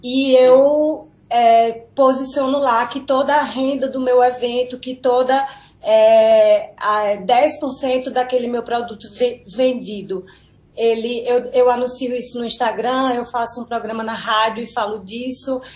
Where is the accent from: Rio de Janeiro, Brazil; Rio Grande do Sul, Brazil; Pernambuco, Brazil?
Pernambuco, Brazil; Petrolina; also born or lived in Bahia; eu sou do Vale, eu sou de Petrolina, mas eu sou peba, metade pernambucana, metade baiana